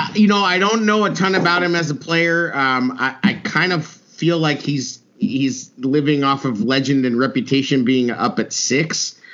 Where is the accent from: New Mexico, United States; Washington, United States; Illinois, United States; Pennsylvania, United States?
New Mexico, United States; Albuquerque; I grew up in Albuquerque, New Mexico